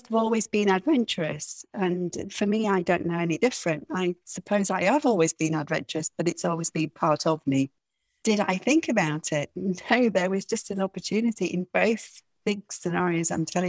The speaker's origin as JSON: {"language": "English", "region": "Yorkshire and the Humber", "country": "United Kingdom", "also_born_or_lived": "north of England", "accent": "Yorkshire", "moved": "as an adult", "lives_now": "Mallorca, Spain", "said": "I do not speak Spanish at all without my Yorkshire accent"}